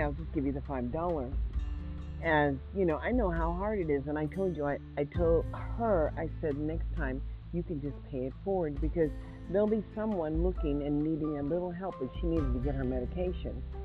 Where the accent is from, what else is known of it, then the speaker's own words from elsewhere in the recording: Mississippi, United States; now in Nevada, United States; I am African American, born in Mississippi